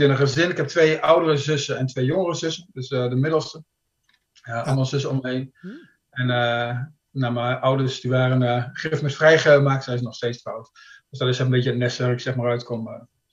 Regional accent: Kampen, Overijssel, Netherlands; moved away as an adult; now in Sweden; Ik ben opgegroeid in Kampen

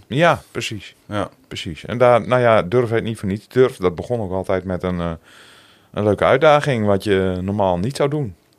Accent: Zandeweer, Groningen, Netherlands; accent: Gronings; moved away as an adult; also born or lived in Appingedam / Roden; now in Assen, Netherlands; Geboren in Appingedam, getogen in Zanderweer

